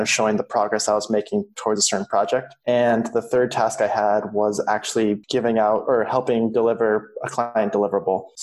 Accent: Silicon Valley, California, United States; I grew up in California in the Silicon Valley.

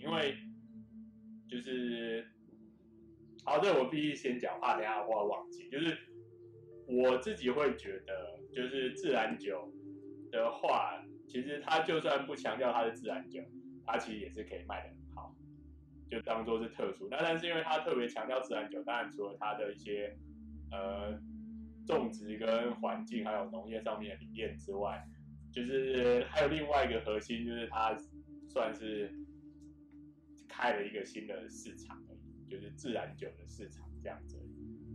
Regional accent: Taiwan; 我们台湾话

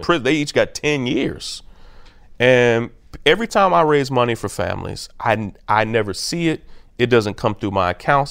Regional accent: Kentucky, United States; also born or lived in California / Atlanta; now in Brooklyn, United States; I grew up in Kentucky where we didn't have a pro team

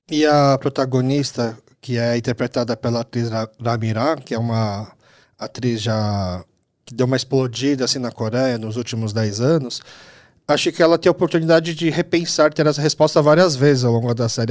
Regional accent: Brazil; Eu sou filho de imigrantes coreanos, nasci aqui no Brasil

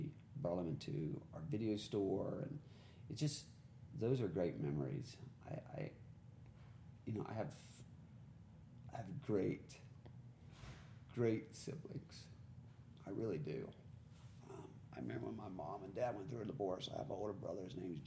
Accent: the South, United States; I'm from the South.

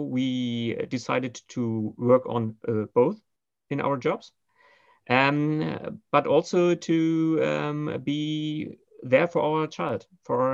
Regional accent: Berlin, Germany; I'm more the traditional Berlin-raised person

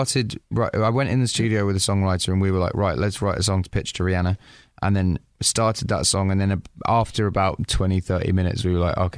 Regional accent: England, United Kingdom

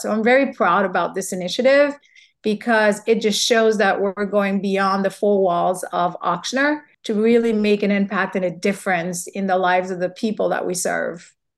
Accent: Haiti; also born or lived in New York, United States; now in Louisiana, United States; growing up in Haiti

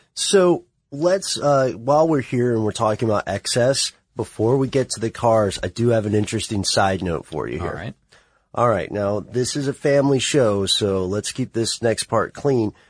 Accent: United States; you and I come from the United States

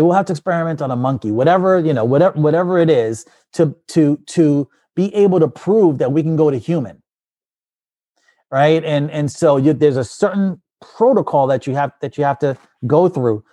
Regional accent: New York City, New York, United States; moved away as an adult; also born or lived in New Jersey / Pennsylvania; I grew up in the Bronx

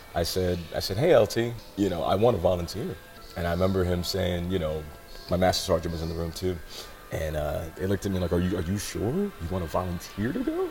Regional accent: Seattle, Washington, United States; I was born in West Seattle, uh, across the bridge. Not a bad neighborhood at all. Pretty nice.

